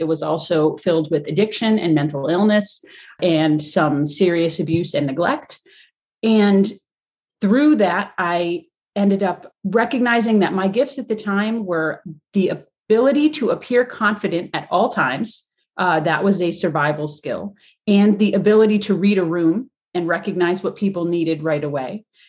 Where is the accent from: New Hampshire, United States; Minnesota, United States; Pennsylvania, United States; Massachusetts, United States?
Massachusetts, United States; Springfield; born there; Now, I was born in Springfield, Massachusetts in 1979.